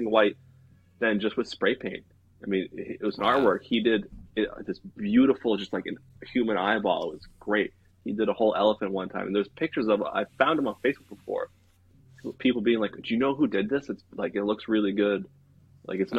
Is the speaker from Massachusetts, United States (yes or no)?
yes; Marlborough Hudson area, Massachusetts, United States; we grew up in Marlboro Hudson area